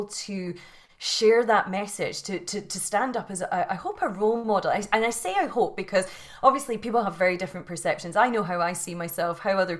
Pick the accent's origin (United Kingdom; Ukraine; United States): United Kingdom; Scotland; You can probably hear from the accent that I was born and bred in Scotland in the UK